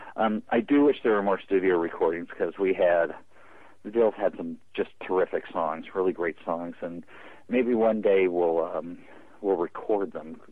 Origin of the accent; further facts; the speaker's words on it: Carlsbad, California, United States; I grew up in Carlsbad, California.